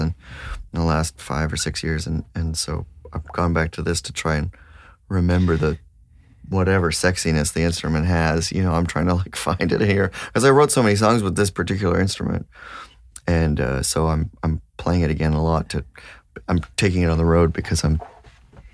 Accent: Toronto, Ontario, Canada; now in Nova Scotia, Canada; in Toronto. I grew up in Toronto.

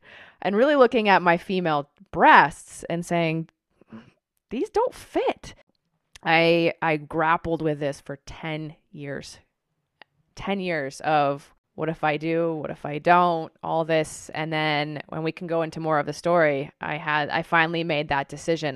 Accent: Tucson, Arizona, United States; I grew up in Tucson, Arizona

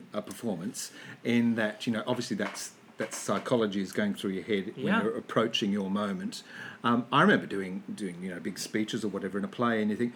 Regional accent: Ballarat, Victoria, Australia; moved away; my hometown of Ballarat

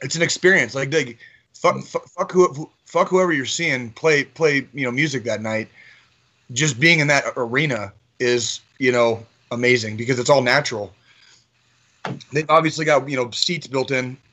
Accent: Tucson, Arizona, United States; moved away as an adult; also born or lived in Kansas City; I was born in Kansas City, but I spent 25 of my first 29 years in Tucson, Arizona

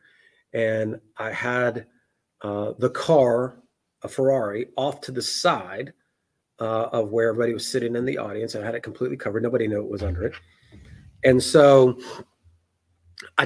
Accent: Memphis, Tennessee, United States; I'm a redneck from Memphis, Tennessee.

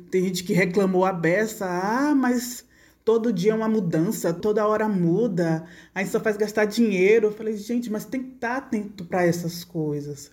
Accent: Feira de Santana, Bahia, Brazil; moved away as an adult; now in Santo Antônio de Jesus, Brazil; eu sou de Feira de Santana, estudei Feira de Santana, me formei Feira de Santana

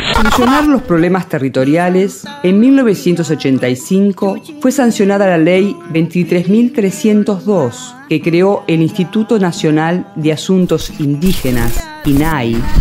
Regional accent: Salta, Argentina; yo, salteña.

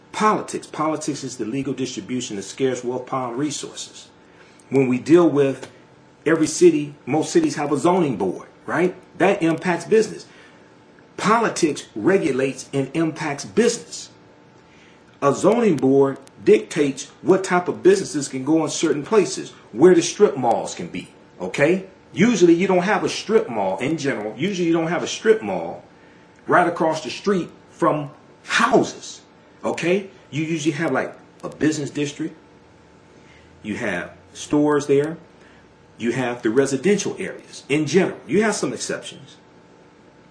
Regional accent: Detroit, Michigan, United States; I'm from Detroit

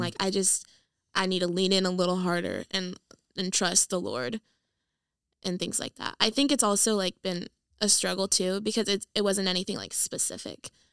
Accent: San Diego, California, United States; moved away; I am from California. I'm from San Diego. I grew up there my whole life

